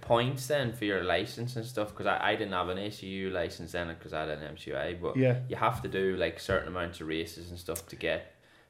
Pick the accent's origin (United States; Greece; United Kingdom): United Kingdom; Northern Ireland; accent: Yorkshire; now in England; You probably don't recognise this, but I am originally from Northern Ireland, even though I've got a Yorkshire accent now.